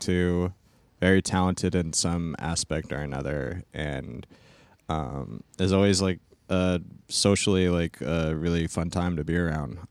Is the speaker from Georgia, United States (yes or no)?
no; Stockton, California, United States; moved away; I'm originally from Stockton, California